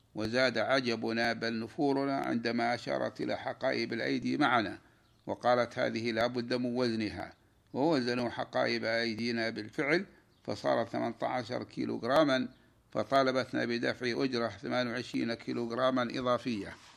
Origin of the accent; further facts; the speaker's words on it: Saudi Arabia; بلادنا المملكة العربية السعودية